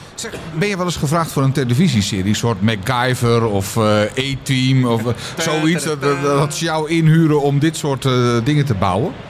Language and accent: Dutch; Netherlands; Ik ben gewoon echt een Hollander